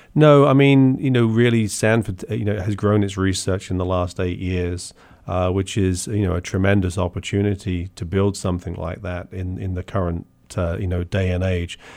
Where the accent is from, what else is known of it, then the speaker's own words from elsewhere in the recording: Portsmouth, South East England, United Kingdom; moved away as an adult; also born or lived in University of Bath; now in United States; I grew up in Portsmouth